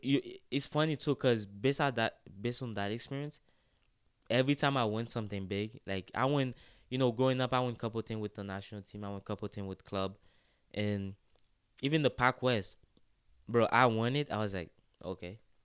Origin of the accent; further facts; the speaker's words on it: Haiti; moved away; I grew up in Haiti, uh, in, in a small town called Kepeshin, uh, which is the north of Port-au-Pr, of Port-au-Prince.